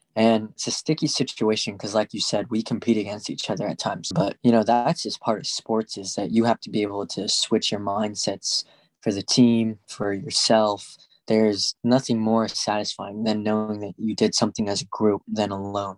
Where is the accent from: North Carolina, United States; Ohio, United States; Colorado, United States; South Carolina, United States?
Colorado, United States; Arvada; I decided to move back to my hometown in Arvada